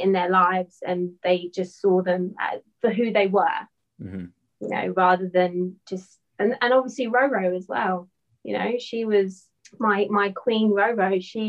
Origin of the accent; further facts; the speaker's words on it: England, United Kingdom; especially obviously because I'm English, was the accent.